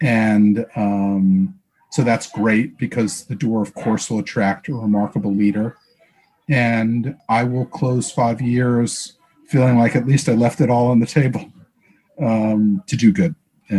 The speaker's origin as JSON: {"language": "English", "country": "United States", "tie": "born or raised there", "also_born_or_lived": "Baltimore, Maryland / Washington, District of Columbia, United States", "moved": "as an adult", "lives_now": "New York, United States", "said": "I grew up in Baltimore and DC. So my first love is the Baltimore Orioles, which is how I cut my teeth. But I moved to New York when I got out of college and never left."}